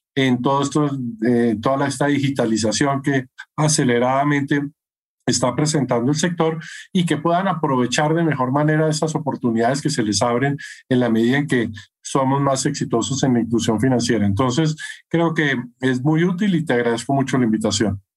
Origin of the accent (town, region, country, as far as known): Colombia